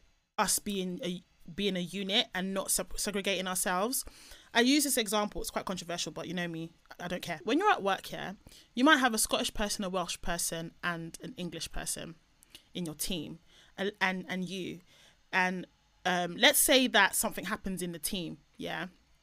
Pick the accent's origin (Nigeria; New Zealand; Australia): Nigeria; even though I'm Nigerian through and through and through. There's no point in me taking an ancestry test. It's just going to say 100% Nigerian, 100%.